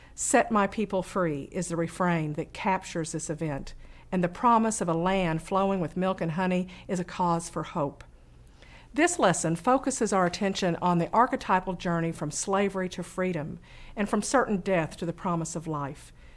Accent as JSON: {"language": "English", "town": "Fort Smith", "region": "Arkansas", "country": "United States", "tie": "born or raised there", "said": "I grew up in Western Arkansas, where Camp Chaffey, just outside of our town"}